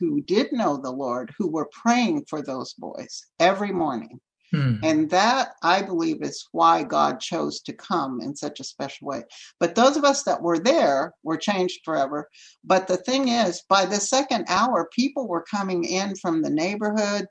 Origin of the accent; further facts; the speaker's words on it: Texas, United States; first language Spanish; English is a second language; they just crossed the border into Texas, where my dad grew up, speaking Spanish as his first language. And then that's where I grew up, speaking Spanish as my first language